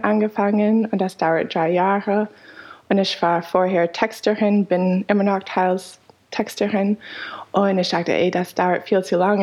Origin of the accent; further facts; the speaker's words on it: United States; German is a second language; moved away as an adult; also born or lived in Canada / Freiburg, Germany; now in Berlin, Germany; ich bin in den USA geboren, habe aber in Kanada studiert